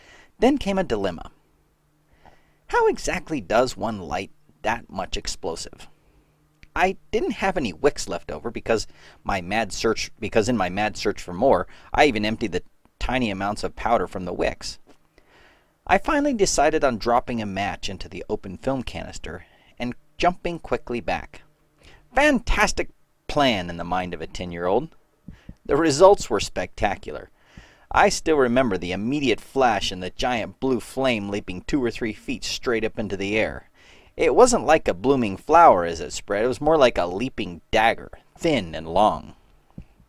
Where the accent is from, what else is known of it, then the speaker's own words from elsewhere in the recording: North Carolina, United States; I grew up in North Carolina